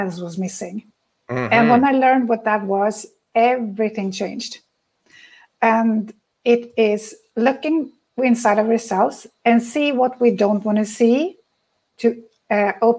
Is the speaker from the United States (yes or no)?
no; Sweden; I come from Sweden